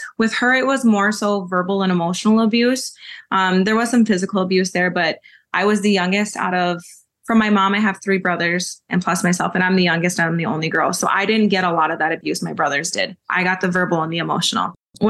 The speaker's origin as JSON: {"language": "English", "town": "Minneapolis", "region": "Minnesota", "country": "United States", "tie": "born there", "lives_now": "Dilworth, United States", "said": "I currently live in Dilworth. I'm enrolled in Mille Lacs Lake Band of Ojibwe. I was born in Minneapolis and I kind of went everywhere in between all of those different places."}